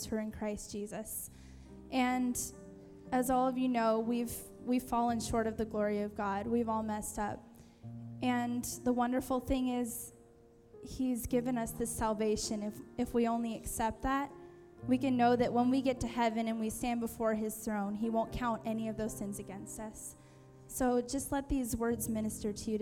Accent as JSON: {"language": "English", "town": "Oceanside", "region": "California", "country": "United States", "said": "I'm from Oceanside, California"}